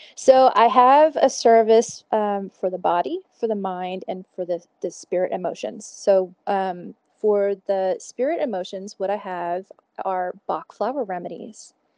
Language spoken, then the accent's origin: English; Houston, Texas, United States; moved away as an adult; now in Fort Collins, United States; I'm originally from Houston